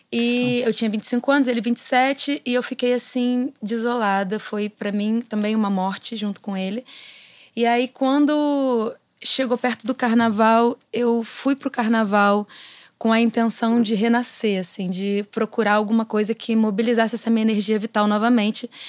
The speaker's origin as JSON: {"language": "Portuguese", "region": "Rio de Janeiro", "country": "Brazil", "tie": "born or raised there", "said": "lá em Pedra de Guaratiba, de onde eu sou, sou caiçara de uma vila de pescadores na zona oeste do Rio de Janeiro"}